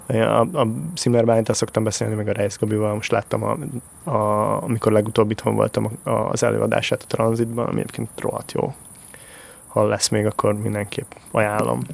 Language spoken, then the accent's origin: Hungarian; Hungary; accent: Eastern European; egy kelet-európai akcentus, az annyira fura, tehát, hogy az, hogy én mondjuk, én nekem nincs akkora akcentusom, de azért van egy kis akcentusom